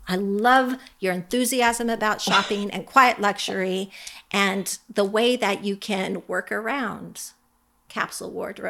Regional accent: Alaska, United States; I'm from Alaska

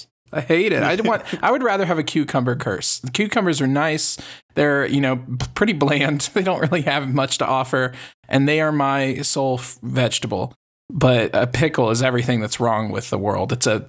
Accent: Texas, United States; just as a Texan

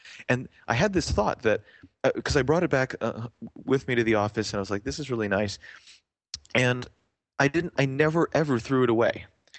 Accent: Canada; in Canada generally, being Canadian, but also here

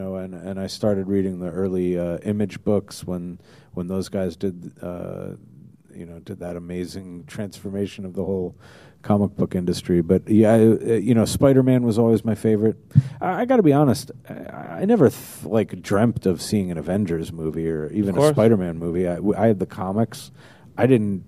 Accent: New Jersey, United States; also born or lived in Manhattan, New York; my folks moved us out to New Jersey along about the summer of Sam.

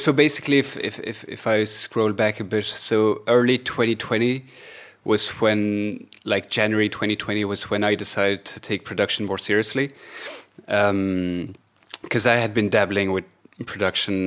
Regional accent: Belgium; now in Ireland; I'm from Belgium, but I live in Ireland at the moment.

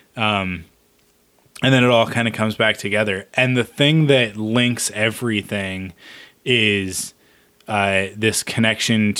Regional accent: Pacific Northwest, United States; we're from the Pacific Northwest, so I've been to Seattle many times.

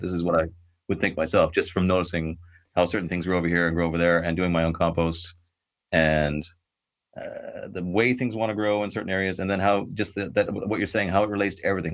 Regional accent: Ireland; I'm Irish, I'm living in Ireland

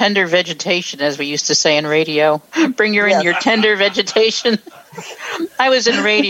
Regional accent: New Jersey, United States; I'm from Jersey.

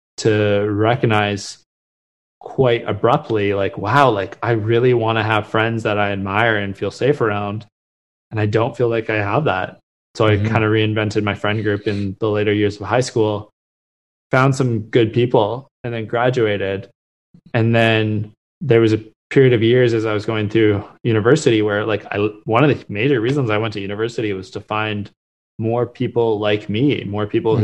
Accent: Vancouver, British Columbia, Canada; also born or lived in Halifax; I grew up in Vancouver, spent my whole life there

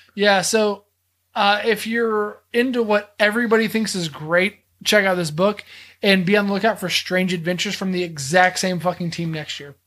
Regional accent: Texas, United States; I'm from Texas

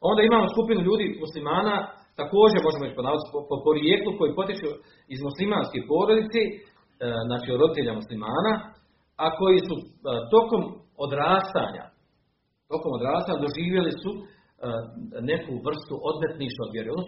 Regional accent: Bosnia & Herzegovina; u našim kraju, u Bosni i Hercegovini

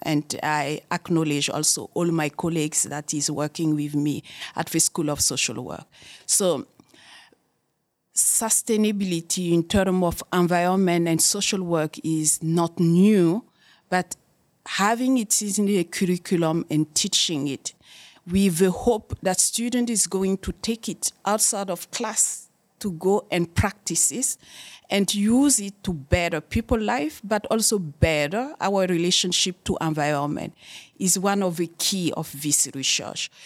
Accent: Burkina Faso; moved away as an adult; also born or lived in Germany; now in Canada; in Burkina Faso, in my home country

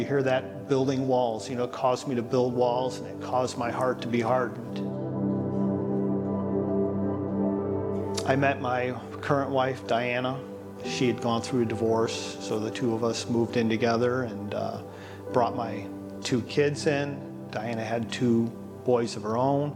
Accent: Highland, Indiana, United States; also born or lived in Hammond, Indiana; born in Hammond, Indiana. I grew up in Highland, Indiana.

